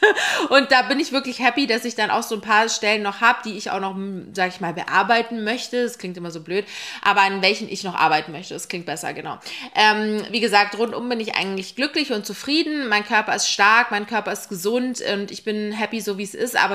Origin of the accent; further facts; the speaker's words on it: Munich, Bavaria, Germany; now in Berlin, Germany; Ich komme eigentlich aus München. Ich bin 2018 nach Berlin gezogen